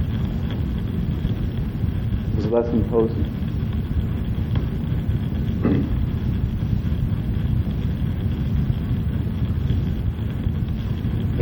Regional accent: Texas, United States; now in New York, United States; I was born in Texas.

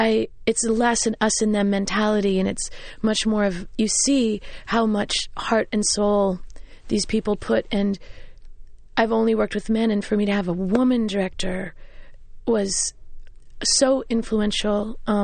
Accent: Kansas, United States; now in New York, United States; it's bigger than the house I grew up in Kansas.

